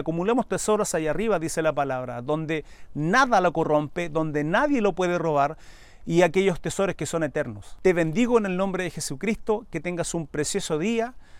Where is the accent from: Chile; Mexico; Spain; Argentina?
Chile; mi país, Chile